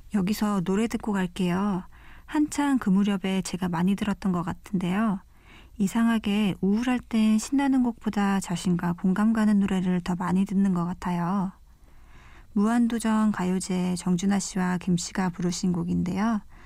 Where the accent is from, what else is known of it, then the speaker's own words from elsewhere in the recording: Jeju Island, South Korea; moved away as an adult; now in Seoul, South Korea; 요새 많이들 가시는 제주도에서 왔고요